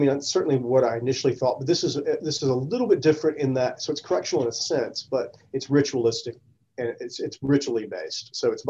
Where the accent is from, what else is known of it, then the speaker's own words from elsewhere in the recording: the South, United States; being surrounded by those questions just growing up in the South all the time